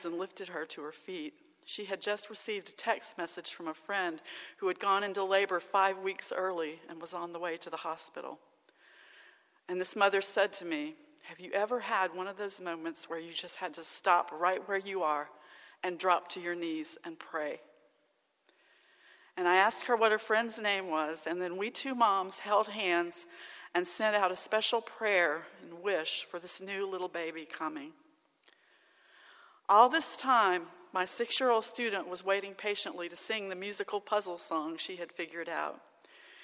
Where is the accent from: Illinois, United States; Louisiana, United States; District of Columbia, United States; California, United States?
Louisiana, United States; Alexandria; moved away; my hometown of Alexandria, Louisiana